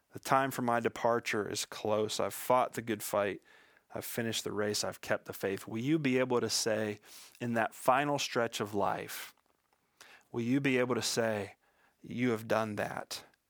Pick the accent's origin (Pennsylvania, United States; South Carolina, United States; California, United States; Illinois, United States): Pennsylvania, United States; Western; I was born and raised in Western Pennsylvania